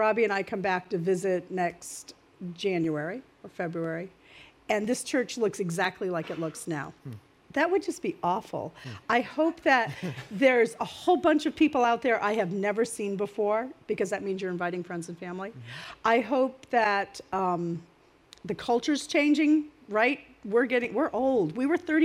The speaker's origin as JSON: {"language": "English", "region": "Maine", "country": "United States", "moved": "yes", "lives_now": "New Jersey, United States", "said": "I'm from Maine. I'm not really a Jersey girl"}